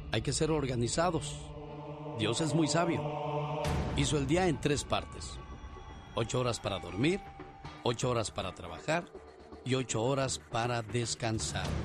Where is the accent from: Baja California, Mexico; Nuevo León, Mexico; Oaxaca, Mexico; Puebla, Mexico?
Oaxaca, Mexico; San Juan Mixtepec; now in United States; porque un día Salí de San Juan Mixtepec, Oaxaca. Pero San Juan Mixtepec, Oaxaca nunca salió de mí.